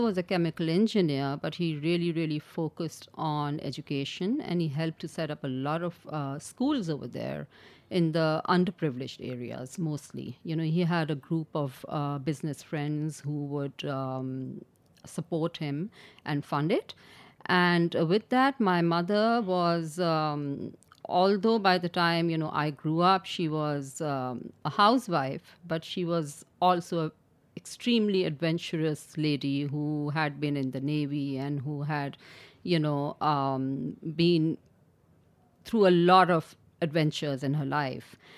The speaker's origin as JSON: {"language": "English", "town": "Karachi", "region": "Sindh", "country": "Pakistan", "tie": "born or raised there", "said": "I was born and raised in Karachi"}